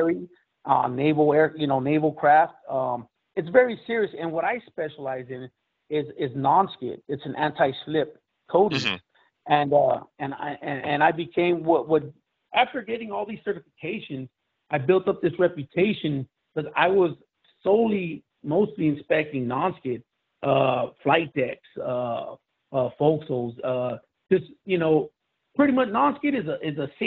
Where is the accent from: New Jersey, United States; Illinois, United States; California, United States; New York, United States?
California, United States; Los Angeles; I was born in East Los Angeles and grew up in Los Angeles in a pretty rough part of town.